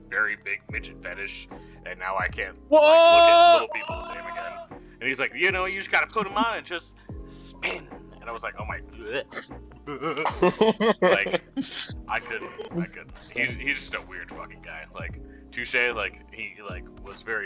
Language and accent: English; New York, United States; moved away; also born or lived in Denver; I grew up in in New York, and then like basically like a tiny little suburb